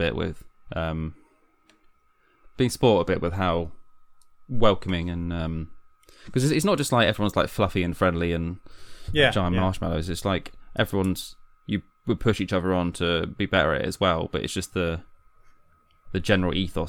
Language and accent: English; London, United Kingdom; I came from London to move here because we got married, because Hannah's from here, my wife.